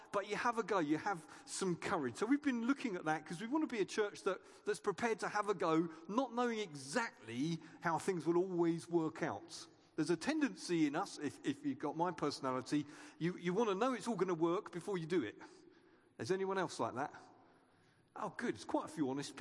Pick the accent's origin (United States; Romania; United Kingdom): United Kingdom; we're British